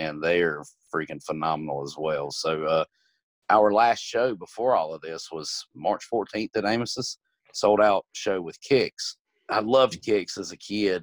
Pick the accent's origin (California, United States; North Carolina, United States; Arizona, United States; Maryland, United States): North Carolina, United States; Gastonia; Gastonia is my hometown, basically born and raised